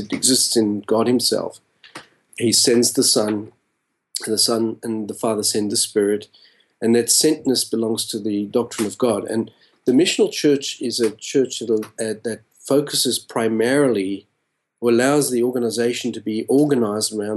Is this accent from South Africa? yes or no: yes; South Africa; moved away as an adult; also born or lived in Australia; now in Los Angeles, United States; I was born and raised in South Africa and left when I was about a 22-year-old, a young adult.